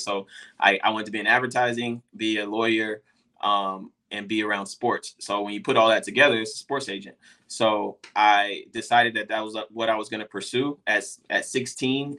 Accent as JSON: {"language": "English", "town": "Dallas", "region": "Texas", "country": "United States", "said": "I'm from Dallas, Texas"}